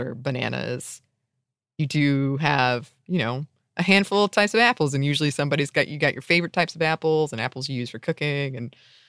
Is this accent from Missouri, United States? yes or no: no; Ellijay, Georgia, United States; I grew up near Ellijay, Georgia, which is like the apple center of Georgia, and it was a field trip we would go on when I was in elementary school.